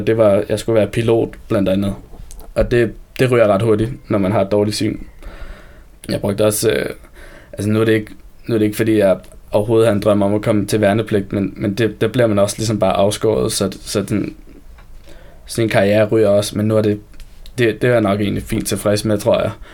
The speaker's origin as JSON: {"language": "Danish", "town": "Copenhagen", "region": "Capital Region of Denmark", "country": "Denmark", "tie": "born or raised there", "lives_now": "Copenhagen, Denmark", "said": "jeg voksede op ude i Sydhavn"}